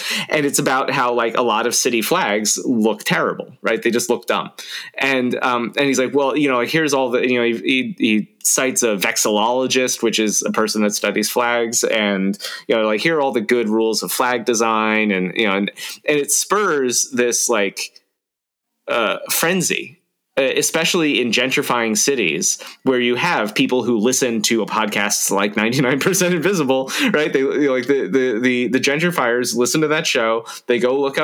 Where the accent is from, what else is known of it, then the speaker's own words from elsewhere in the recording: South Florida, United States; now in Troy, New York, United States; I grew up in South Florida